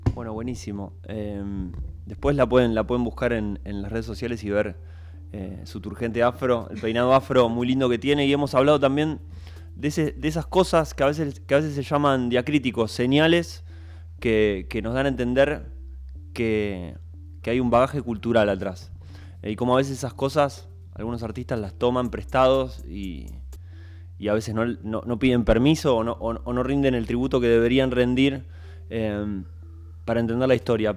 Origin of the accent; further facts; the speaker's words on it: Argentina; siendo argentino